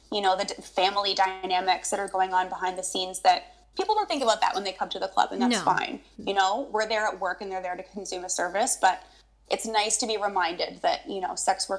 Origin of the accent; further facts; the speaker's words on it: Long Island, New York, United States; now in Canada; I grew up on Long Island in New York.